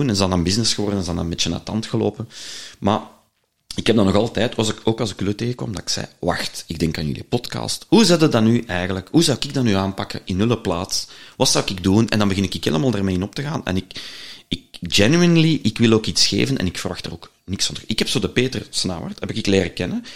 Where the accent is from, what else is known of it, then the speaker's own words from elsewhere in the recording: Leuven, Flanders, Belgium; ik ben een Leuvenaar